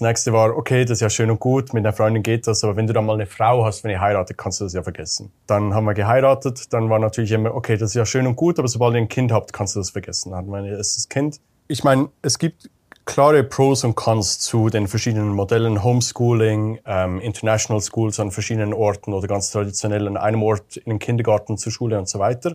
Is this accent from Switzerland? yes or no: yes; Switzerland; moved away as an adult; Bin ursprünglich Schweizer wie du, Pascal, aber habe die letzten 15 Jahre nomadisch gelebt, eigentlich fast überall auf der Welt